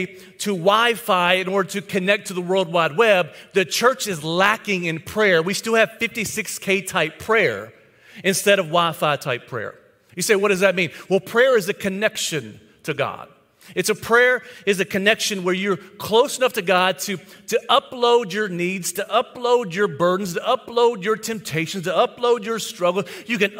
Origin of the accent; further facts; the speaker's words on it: White House, Tennessee, United States; my hometown, White House, Tennessee